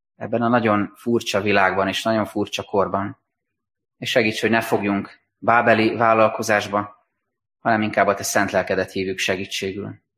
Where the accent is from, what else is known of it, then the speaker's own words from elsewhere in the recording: Hungary; meg tudjunk maradni magyarként, európaiként, keresztényként